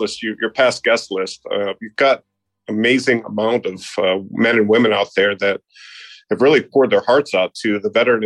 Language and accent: English; Naperville, Illinois, United States; also born or lived in Hinsdale, Illinois; now in Charleston, United States; I was born in Hinsdale, Illinois, but I grew up in Naperville